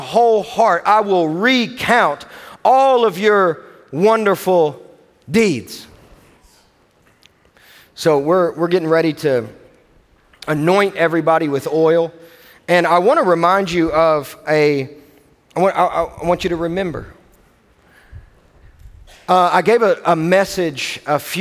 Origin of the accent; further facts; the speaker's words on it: Owensboro, Kentucky, United States; I am from Owensboro, Kentucky